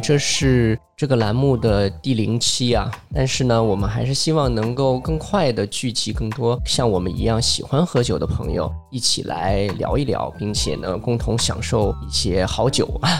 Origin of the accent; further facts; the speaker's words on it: Northwest China, China; 我是从小在西北长大嘛